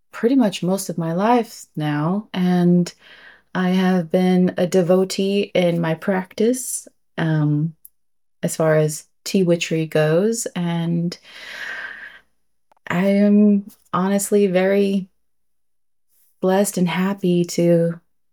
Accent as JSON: {"language": "English", "region": "Southern California", "country": "United States", "tie": "born or raised there", "moved": "as an adult", "lives_now": "Alabama, United States", "said": "I was born and raised in California, in Southern California"}